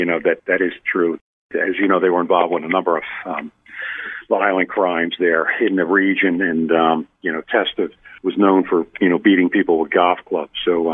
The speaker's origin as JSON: {"language": "English", "area": "Cape May County", "region": "New Jersey", "country": "United States", "said": "I'm from Cape May County, the most southern part of the county or the state."}